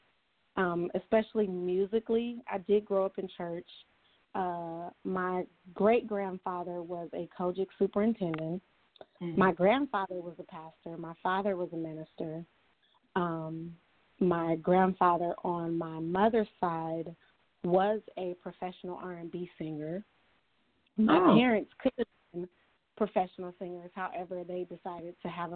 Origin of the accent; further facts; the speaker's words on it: California, United States; I was born and raised in California, so I'm a West Coast girl